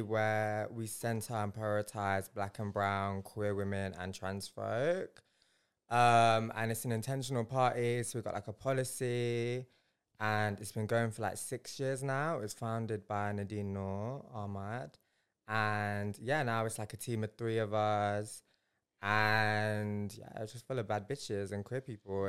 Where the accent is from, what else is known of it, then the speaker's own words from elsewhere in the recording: Leicester, East Midlands, United Kingdom; moved away as an adult; also born or lived in Bradford / Punjab; now in London, United Kingdom; I'm Punjabi and I was born in Bradford and raised in Leicester